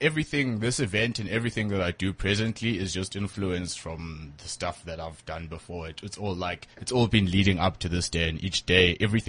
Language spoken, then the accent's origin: English; Empangeni, KwaZulu-Natal, South Africa; born there; also born or lived in Ladysmith; I've moved around a lot. I was born in Mpangeni, next to Richards Bay.